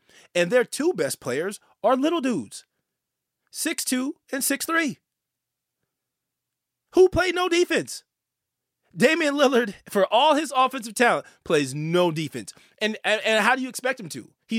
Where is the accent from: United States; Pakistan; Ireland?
United States; the Bay Area, California; I'm from the Bay.